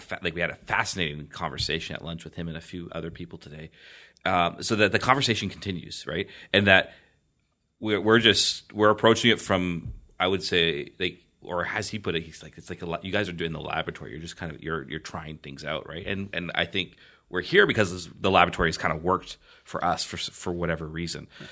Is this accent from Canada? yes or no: yes; Canada; I hail from a foreign land, a foreign land called Canada